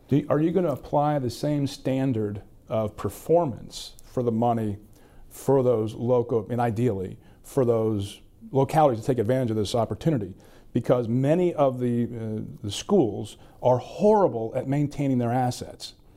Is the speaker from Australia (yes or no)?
no; Staunton, Virginia, United States; moved away; I'm from the Valley as well.